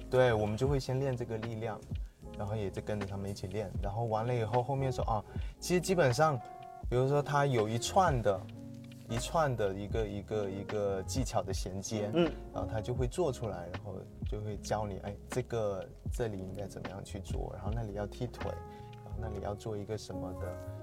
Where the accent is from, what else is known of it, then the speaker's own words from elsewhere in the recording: Sanya, Hainan, China; 我是三亚人